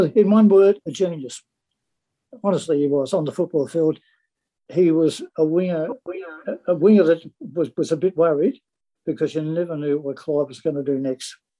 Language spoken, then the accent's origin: English; Sydney, New South Wales, Australia; I was born in Chippendale on, off Broadway. Lived, uh, the whole family lived there for all their life.